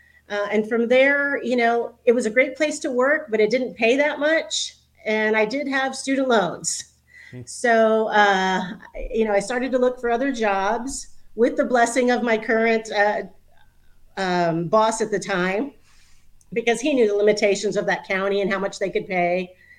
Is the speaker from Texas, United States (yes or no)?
yes; San Antonio, Texas, United States; also born or lived in Houston, Texas; I'm originally from San Antonio. I went to high school there, grew up there, graduated from St. Mary's University in 1996